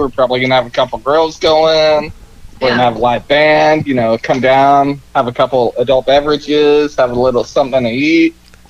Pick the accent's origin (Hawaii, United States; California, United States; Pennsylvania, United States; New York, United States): California, United States; Ventura; also born or lived in Indianapolis, Indiana; I grew up in Ventura, and so you kind of get homesick being by the beach and living in Indy for so long.